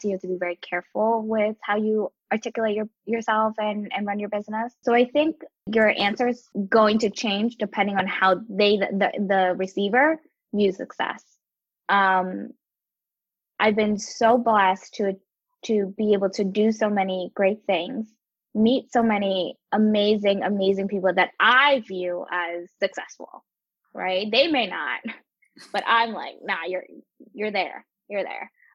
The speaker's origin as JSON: {"language": "English", "town": "Atlantic City", "region": "New Jersey", "country": "United States", "tie": "born or raised there", "also_born_or_lived": "Camden, New Jersey", "said": "I was born in Camden, grew up in Atlantic City, and and was able to like work in New York uh, and throughout Jersey and and Philadelphia"}